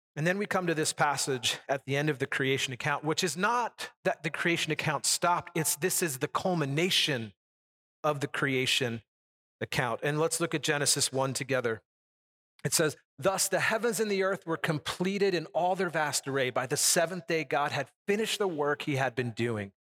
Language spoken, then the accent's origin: English; United States; as an American, we've never, I've never lived in that kind of a lifestyle